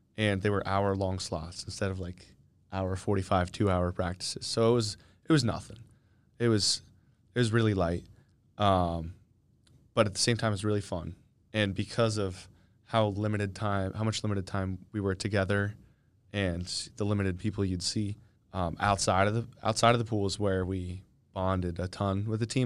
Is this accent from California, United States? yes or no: no; Kennett Square, Pennsylvania, United States; moved away as an adult; I'm from, um, Kennett Square, Pennsylvania.